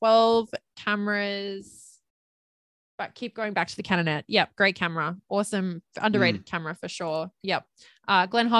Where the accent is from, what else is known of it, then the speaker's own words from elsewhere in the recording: Perth, Western Australia, Australia; I was born in Perth